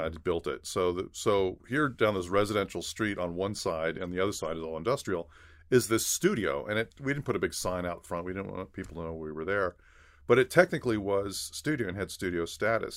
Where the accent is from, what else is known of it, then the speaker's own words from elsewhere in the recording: Los Angeles, California, United States; also born or lived in Torrance / San Gabriel Valley; a native Los Angelino, uh, grew up, uh, in Los Angeles